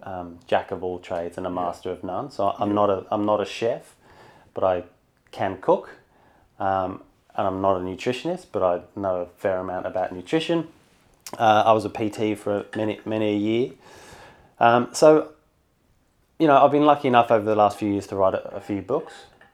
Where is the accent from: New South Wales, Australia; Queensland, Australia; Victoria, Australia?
New South Wales, Australia; Sydney; Well, I'm from Sydney, so I'm up here for work.